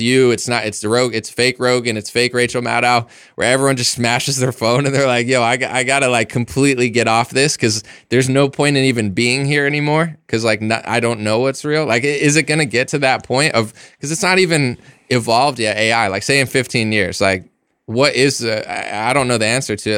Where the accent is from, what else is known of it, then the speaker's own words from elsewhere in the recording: United States; I'm an American